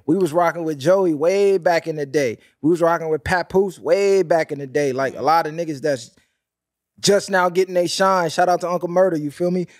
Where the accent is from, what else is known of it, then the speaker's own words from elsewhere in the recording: West Coast, United States; I'm from the West Coast